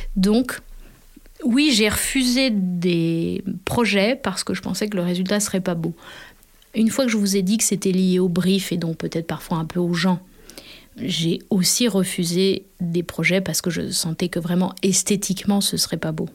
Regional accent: Annecy, Auvergne-Rhône-Alpes, France; moved away; also born or lived in south of France; je suis née à Annecy

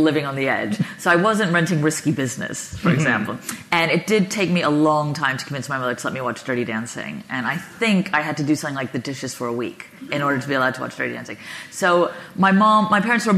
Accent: New York, United States; I was born in 1978 on the Upper East Side in New York

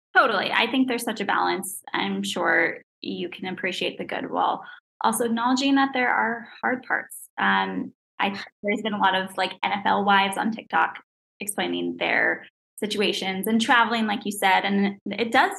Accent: East Coast, United States; I'm from the East Coast

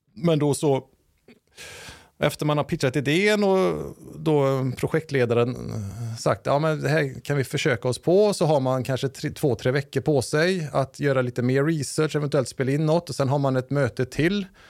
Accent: Lilla Edet, Västra Götaland, Sweden; jag är uppvuxen i en svensk bruksort

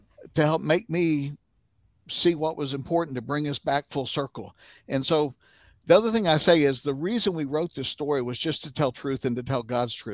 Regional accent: United States; as American Christians

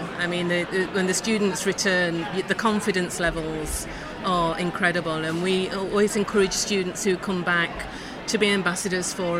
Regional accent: Nottingham, East Midlands, United Kingdom; I was born and bred in Nottingham

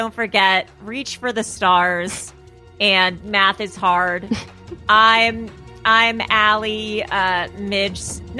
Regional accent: Los Angeles, California, United States; I grew up in Pacific Palisades in Malibu, mm-hmm. which are kind of like more affluent areas in Los Angeles.

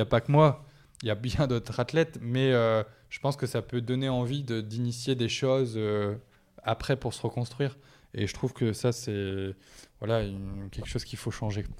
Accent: the Nord, Hauts-de-France, France; C'est chez moi

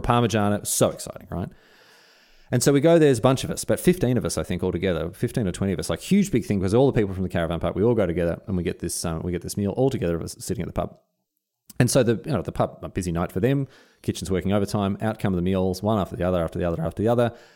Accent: Australia; as an Australian

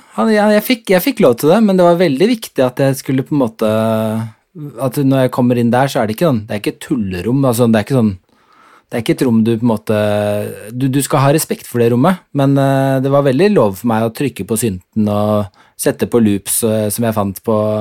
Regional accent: Oslo, Norway; also born or lived in Denmark / Horten / England; de er jo begge fra Oslo, mine foreldre. Så ja. da flyttet vi til slutt tilbake til Oslo. og så har jeg bodd der siden jeg var seks år

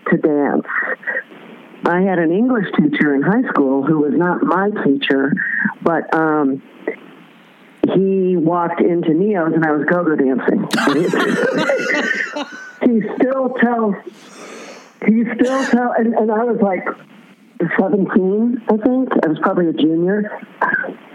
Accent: Oak Lawn, Illinois, United States; I am Southwest Suburbs. But, you know, I'm from Oaklawn, but, you know, I worked in the city once I graduated high school

